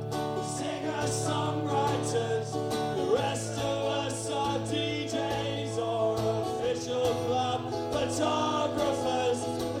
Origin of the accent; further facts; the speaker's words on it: Winchester, South East England, United Kingdom; I come from Winchester in England